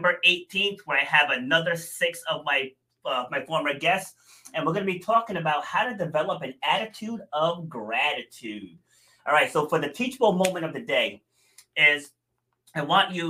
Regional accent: Rhode Island, United States; also born or lived in New York City; I was born in New York City, but I spent I think we moved to Rhode Island when I was 2.5, I want to say. So I'm definitely from Rhode Island

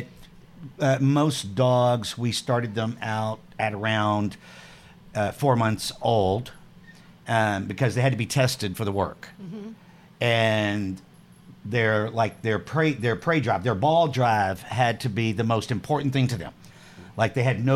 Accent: Houston, Texas, United States; I grew up in Houston

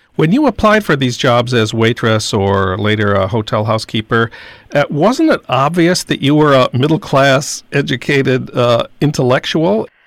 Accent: Saint Paul, Minnesota, United States; my hometown of St. Paul

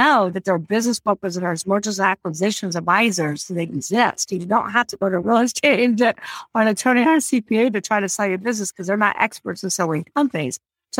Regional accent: California, United States; So I am from California, just to throw that out there. Well, I'm from California.

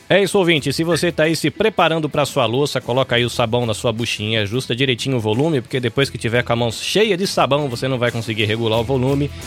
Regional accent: Brazil; moved away as an adult; now in Japan; eu estou aqui no Japão há 20 anos e quando eu saí do Brasil

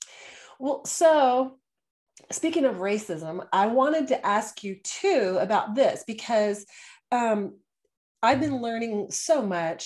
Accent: Houston, Texas, United States; also born or lived in Austin, Texas; I'm in the Austin area. And I grew up in Houston

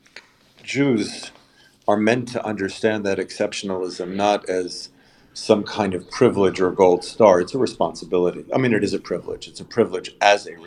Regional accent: Long Island, New York, United States; moved away as an adult; now in Israel; I grew up in Long Island in an upper middle class Jewish suburb

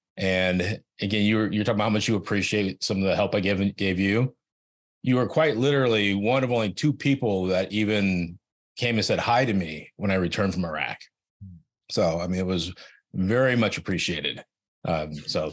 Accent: Silicon Valley, California, United States; I grew up in Silicon Valley

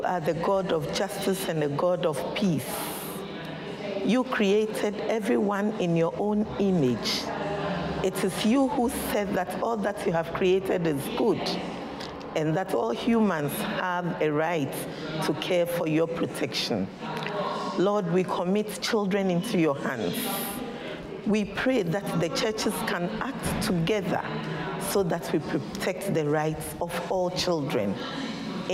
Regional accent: Ghana; I come from Ghana.

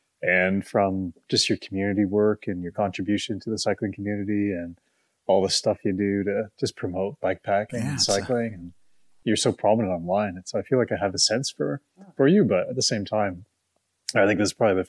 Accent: Ottawa, Ontario, Canada; accent: mid-Atlantic; moved away as an adult; also born or lived in Paris, France; I'm an Ottawa boy, born and raised in the Ottawa area, but haven't lived here my entire year. My entire life. My mom and dad both raised in the area.

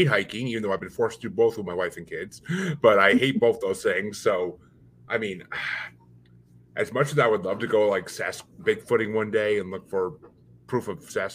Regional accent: Tillson, New York, United States; also born or lived in Marlborough, Massachusetts; now in Massachusetts, United States; I grew up in Tilson, New York. That was my home

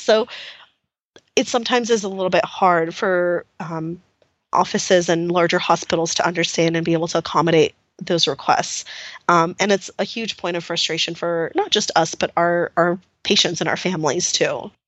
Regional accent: El Paso, Texas, United States; I actually grew up in El Paso

